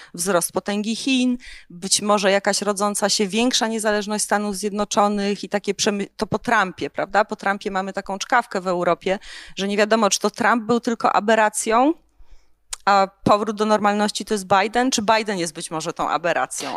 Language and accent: Polish; Tarnów, Lesser Poland, Poland; ja pochodzę z Tarnowa